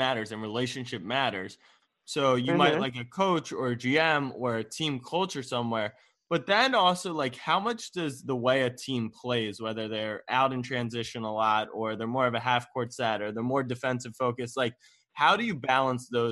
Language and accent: English; Maryland, United States; I'm from Maryland, so it's similar DMV area